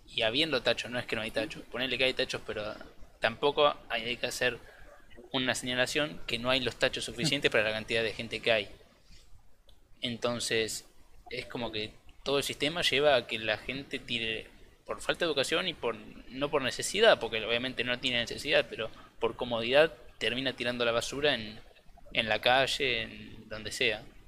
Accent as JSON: {"language": "Spanish", "town": "La Plata", "region": "Buenos Aires Province", "country": "Argentina", "said": "soy de La Plata"}